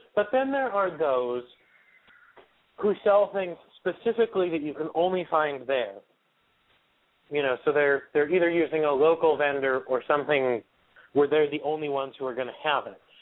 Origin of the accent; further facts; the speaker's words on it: Wyoming, Pennsylvania, United States; my hometown of Wyoming, Pennsylvania